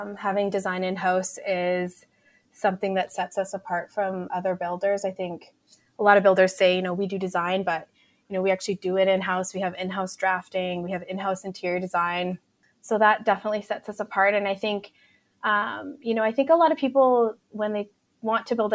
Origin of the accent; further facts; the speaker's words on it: Edmonton, Alberta, Canada; also born or lived in Vancouver, Canada; We grew up in Park Allen and Bonnie Doon. And so we'd always kind of lived in the inner city